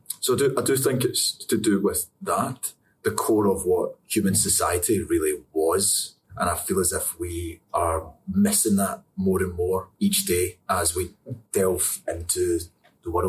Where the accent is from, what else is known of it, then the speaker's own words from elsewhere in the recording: Scotland, United Kingdom; I'm Scottish